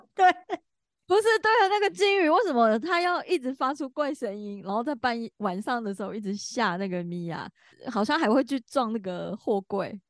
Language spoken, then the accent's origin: Chinese; Taichung, Taiwan; 我是台中人啊